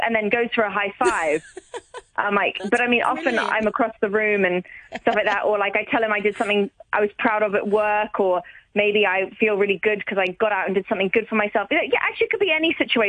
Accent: Hong Kong; growing up in Hong Kong

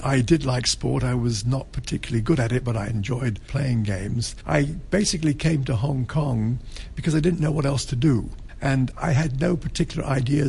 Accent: England, United Kingdom; because I always think of myself as being English.

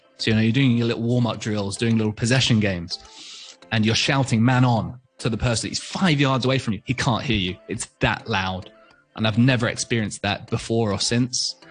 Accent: Hong Kong; I was born and raised in Hong Kong

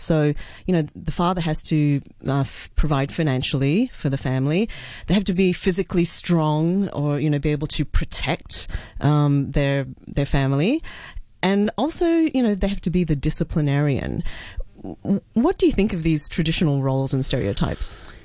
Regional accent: Australia; moved away; when I grew up in Australia

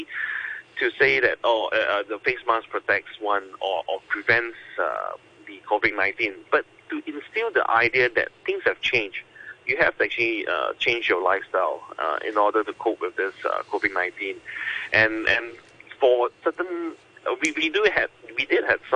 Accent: Singapore; as a Singaporean

